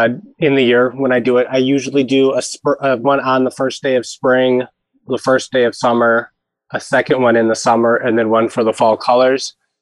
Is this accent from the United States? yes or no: yes; Wisconsin, United States; I'm from Wisconsin.